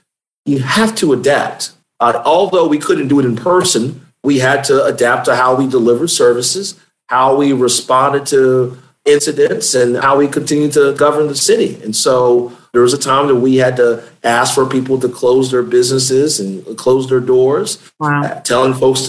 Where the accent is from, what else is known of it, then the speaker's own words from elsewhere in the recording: Hampton Roads, Virginia, United States; now in Richmond, United States; I grew up in the Hampton Roads region of the state, raised by my grandmother and my father